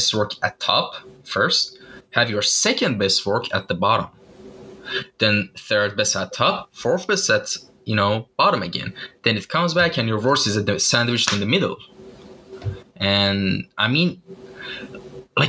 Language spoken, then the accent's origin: English; Iran; moved away; my home country, Iran